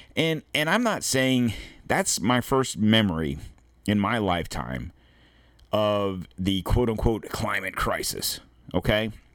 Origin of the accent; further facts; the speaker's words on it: United States; we in America